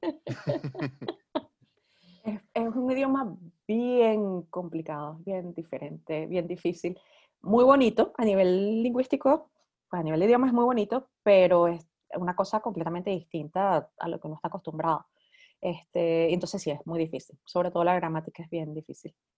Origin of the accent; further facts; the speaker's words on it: Venezuela; moved away as an adult; also born or lived in New York, United States; now in Iceland; yo salí de Venezuela en el 2001 y yo salí para Estados Unidos, yo me fui para Nueva York